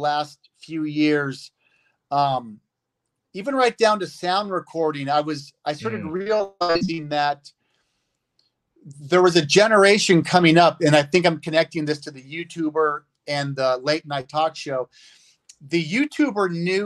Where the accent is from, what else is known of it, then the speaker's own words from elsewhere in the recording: United States; I'm an American growing up in America